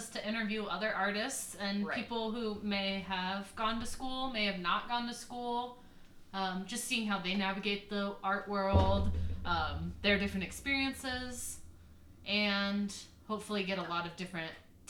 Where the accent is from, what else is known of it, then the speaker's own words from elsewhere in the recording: Phoenix, Arizona, United States; moved away as an adult; also born or lived in Tacoma, Washington; I am originally from Phoenix, Arizona, the suburbs, and I decided to go to school in Tacoma, Washington at the University of Puget Sound, where I studied both business and art.